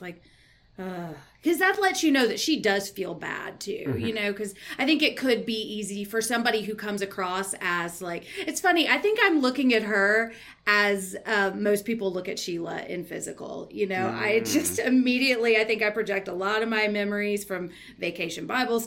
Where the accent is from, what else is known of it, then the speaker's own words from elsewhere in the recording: the South, United States; I grew up in the South